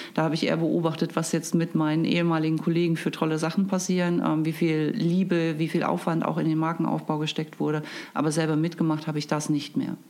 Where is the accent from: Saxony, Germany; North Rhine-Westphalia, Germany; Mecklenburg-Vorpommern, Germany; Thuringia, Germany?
Thuringia, Germany; Erfurt; now in Hamburg, Germany; Ich komme eigentlich aus Erfurt in Thüringen